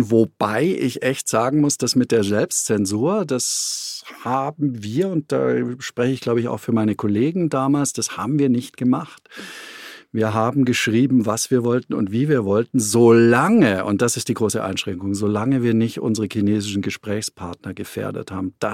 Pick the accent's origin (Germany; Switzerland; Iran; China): China; moved away; ich habe mein Handy weggeworfen damals, nachdem ich raus bin aus China und ich habe die Festplatte meines Computers neu formatiert, ja, weil ich äh, natürlich wusste, äh, äh, dass wir in China unter Totalüberwachung äh, standen.